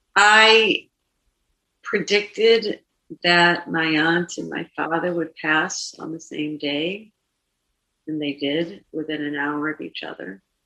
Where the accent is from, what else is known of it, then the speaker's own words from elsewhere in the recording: Boston, Massachusetts, United States; I'm from Boston, and I'm I'm in New York